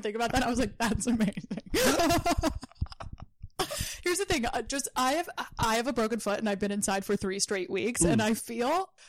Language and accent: English; Jersey Shore, New Jersey, United States; I'm from the Jersey Shore.